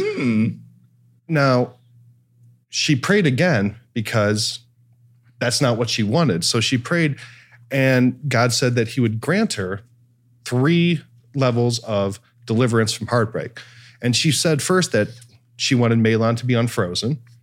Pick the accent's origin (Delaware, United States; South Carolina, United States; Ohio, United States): Ohio, United States; Cleveland; I'm from Cleveland